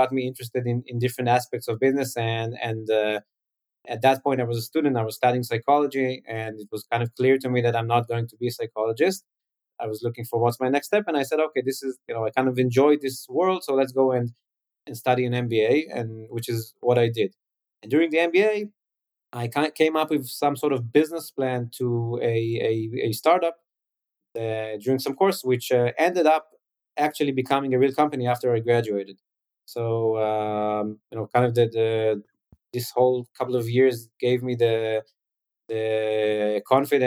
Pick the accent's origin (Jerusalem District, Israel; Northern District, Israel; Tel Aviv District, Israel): Jerusalem District, Israel; Jerusalem; growing up in Jerusalem